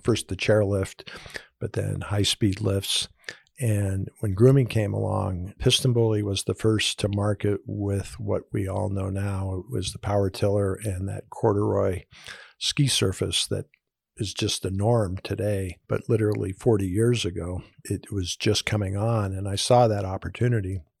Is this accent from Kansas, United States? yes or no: no; Southern California, United States; also born or lived in Hawaii; born in Hawaii, grew up in Southern California